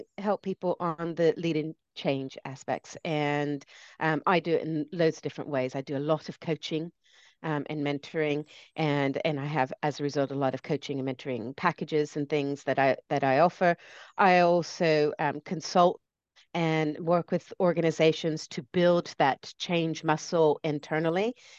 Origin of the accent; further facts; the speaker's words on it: United States; now in United Kingdom; that's why my accent goes all over the place. I grew up in the States, but I live here and I'm British.